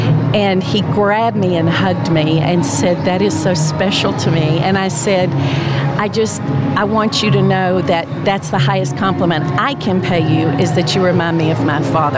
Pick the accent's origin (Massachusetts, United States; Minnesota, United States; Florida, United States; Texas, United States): Texas, United States; Flower Mound; I am from a suburb of Dallas, Texas called Flower Mound.